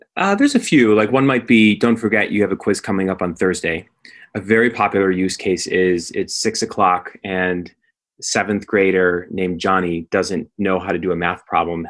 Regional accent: Skokie, Illinois, United States; I grew up in Skokie, Illinois. It's a suburb of Chicago

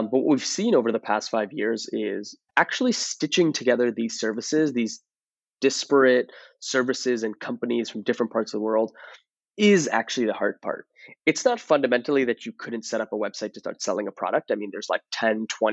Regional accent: Toronto, Ontario, Canada; now in San Francisco, United States; I'm originally from Toronto.

